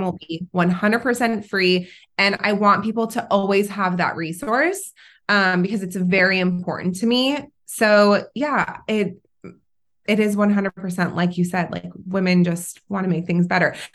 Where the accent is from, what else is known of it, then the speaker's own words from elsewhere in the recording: California, United States; also born or lived in Israel / North Carolina; now in Orange County, United States; I am originally from Israel. At a very young age, I moved to California, um, with my parents